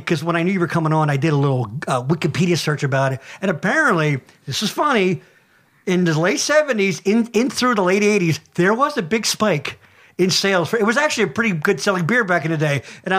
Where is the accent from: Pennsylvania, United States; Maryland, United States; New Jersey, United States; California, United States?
Pennsylvania, United States; Boyertown; we grew up in Boyertown. That's right. The heart of Berks County, I like to think.